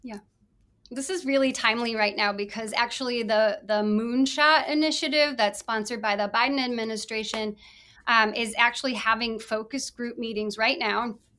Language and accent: English; Mason City, Iowa, United States; I was born and raised in Mason City, Iowa